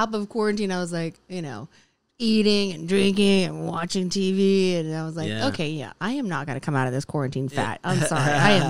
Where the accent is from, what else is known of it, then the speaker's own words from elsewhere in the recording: Los Angeles, California, United States; also born or lived in Japan; LA is my hometown.